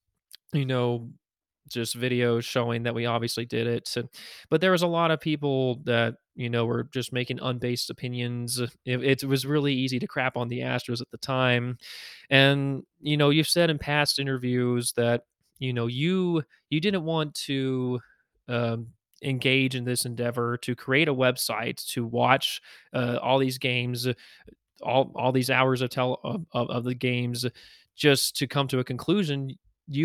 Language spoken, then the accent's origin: English; Houston, Texas, United States; I grew up in Houston